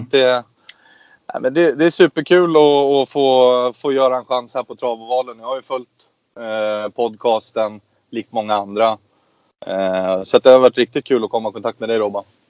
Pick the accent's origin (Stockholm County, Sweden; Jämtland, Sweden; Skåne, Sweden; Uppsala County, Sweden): Jämtland, Sweden; Östersund; uppe i Östersund där vi kommer ifrån